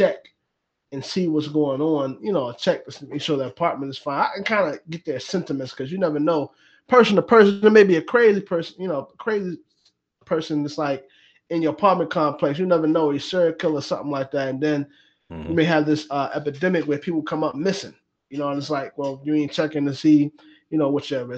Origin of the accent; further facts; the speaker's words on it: United States; I'm so American